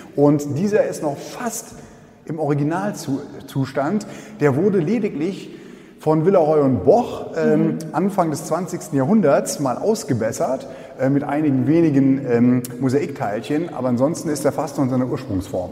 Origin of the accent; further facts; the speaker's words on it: Perl, Saarland, Germany; bei uns in Perlenennig